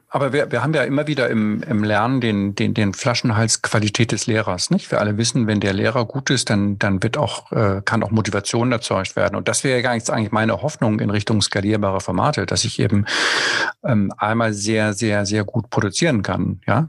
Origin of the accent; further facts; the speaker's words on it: Germany; wir als Deutsche